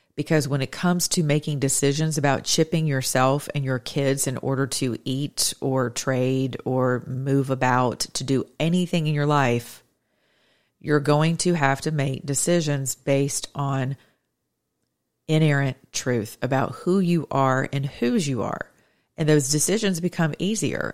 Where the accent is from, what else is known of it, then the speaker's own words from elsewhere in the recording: United States; as an American citizen